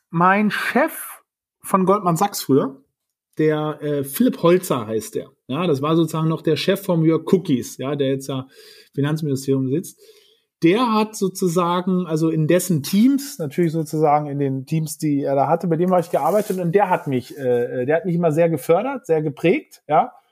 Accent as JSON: {"language": "German", "region": "Berlin", "country": "Germany", "tie": "born or raised there", "said": "Also Berlin ist natürlich sozusagen meine Heimat, also meine Familie, wo noch meine Eltern dergleichen"}